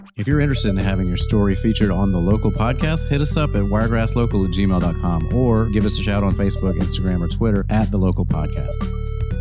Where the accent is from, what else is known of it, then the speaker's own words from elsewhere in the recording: New York, United States; now in Dothan, United States; I'm from New York